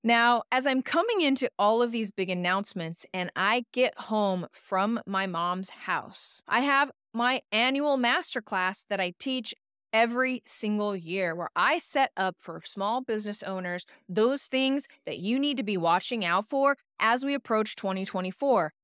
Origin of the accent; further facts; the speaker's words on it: Idaho Falls, Idaho, United States; now in Portland, United States; my hometown Idaho Falls, Idaho